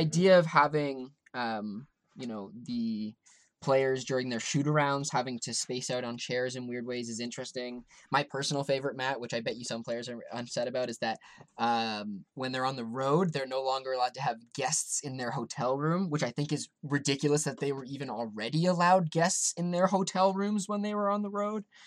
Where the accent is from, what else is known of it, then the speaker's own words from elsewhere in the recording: Toronto, Ontario, Canada; I grew up around Toronto.